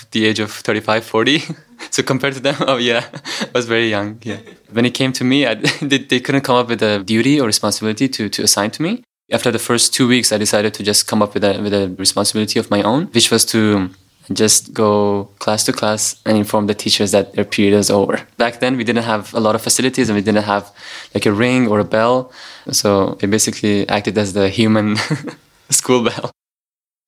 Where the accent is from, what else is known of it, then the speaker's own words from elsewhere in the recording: Afghanistan; now in Indonesia; I'm 20 years old and I'm from Afghanistan.